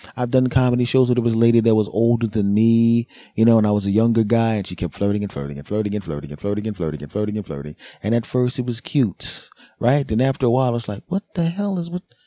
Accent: United States; I'm an American, damn it. And I'm in America

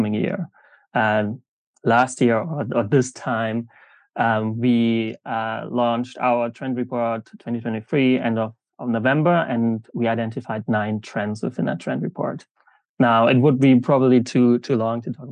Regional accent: Germany; moved away; also born or lived in South Africa / Jakarta, Indonesia; I'm originally from Germany

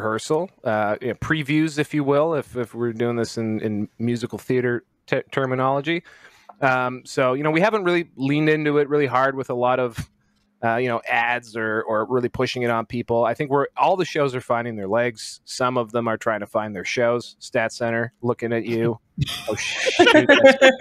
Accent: Canada; I am very Canadian and raised by a nervous mother

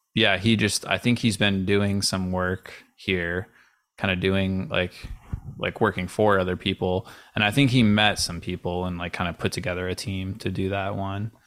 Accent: Avon, New York, United States; I grew up in Rochester, New York.

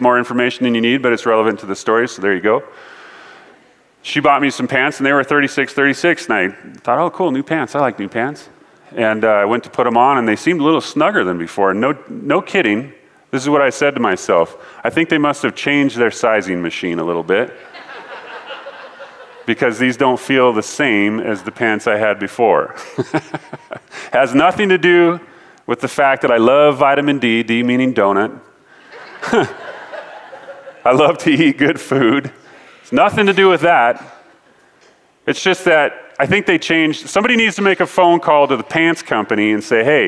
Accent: Ellensburg, Washington, United States; moved away as an adult; now in Colorado, United States; In Ellensburg, where we're from, you get to choose between two types of weather

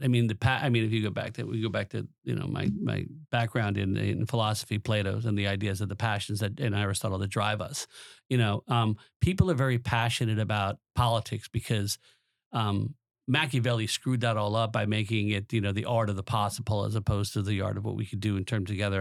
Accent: Long Island, New York, United States; moved away as an adult; also born or lived in New Jersey; I grew up on Long Island from a, parents of immigrants

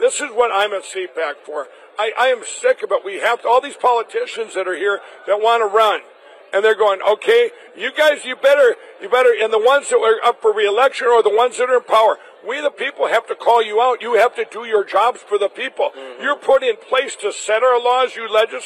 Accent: Minnesota, United States; Minnesota, my home state

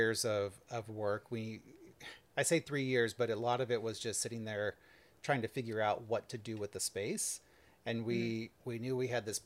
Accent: San Diego, California, United States; moved away as an adult; also born or lived in New Orleans / Philadelphia; now in Chicago, United States; I grew up in San Diego. I'm a long ways from home

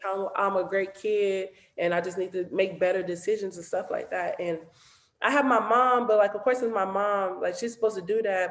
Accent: Los Angeles, California, United States; I grew up

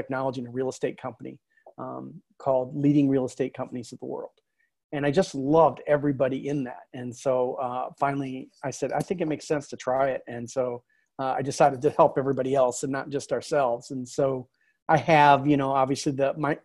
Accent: Fort Wayne, Indiana, United States; moved away as an adult; also born or lived in Wichita, Kansas / New York; I grew up in Fort Wayne, Indiana, which is on the other side of Indiana

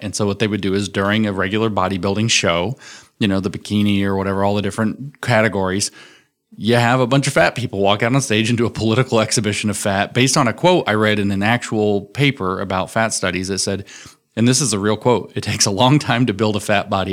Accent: Tennessee, United States; I'm from Tennessee

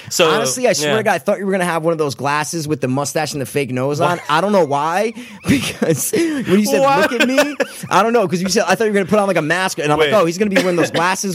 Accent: Greenwich, Connecticut, United States; So, I was born on January 11th, 1987 at 6:47 p.m. in Greenwich Hospital.

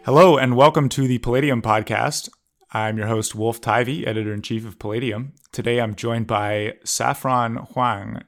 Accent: Canada; I grew up in Canada

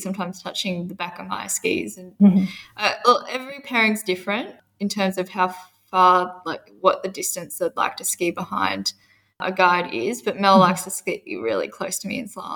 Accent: Perisher, New South Wales, Australia; I'm from Perisher in Australia, New South Wales

